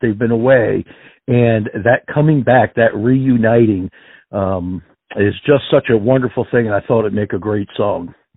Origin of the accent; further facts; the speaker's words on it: Pennsylvania, United States; I am from the Northeast here in uh, uh, well, Pennsylvania